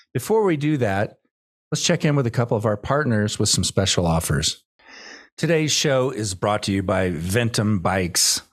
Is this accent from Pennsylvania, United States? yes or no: no; Austin, Texas, United States; my hometown of Austin